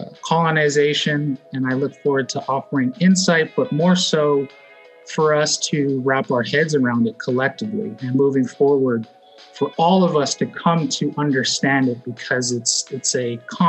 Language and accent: English; Verde Valley, Central Arizona, United States; I grew up in Central Arizona in the Verde Valley.